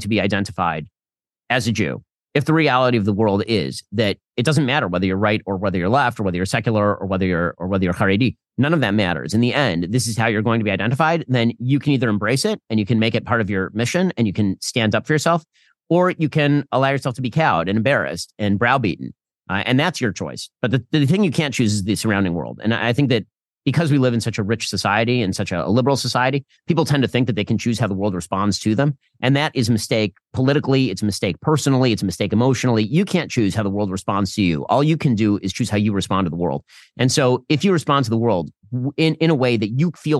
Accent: United States; I'm from America

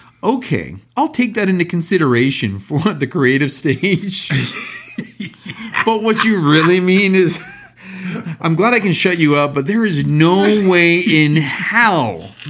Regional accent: Canada; Because we are from Canada.

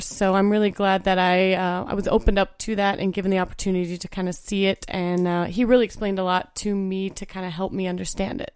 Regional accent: Indiana, United States; born or raised there

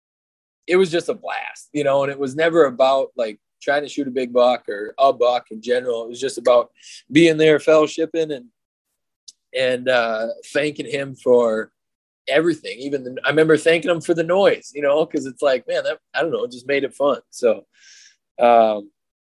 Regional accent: Northern Minnesota, United States; growing up in Northern Minnesota

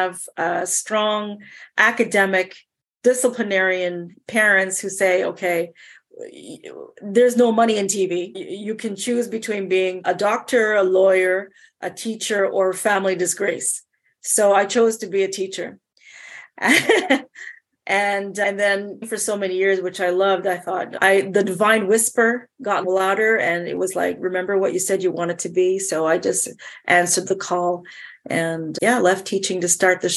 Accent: Montreal, Quebec, Canada; also born or lived in Jamaica; Growing up in Montreal, I was always doing things that put me in front of the class

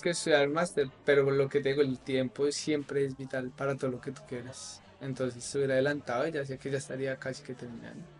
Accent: Bogotá, Colombia; moved away as an adult; now in Barcelona, Spain; soy de Colombia, Bogotá.

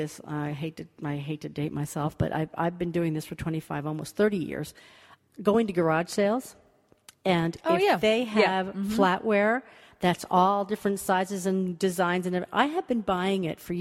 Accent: United States; I'm American

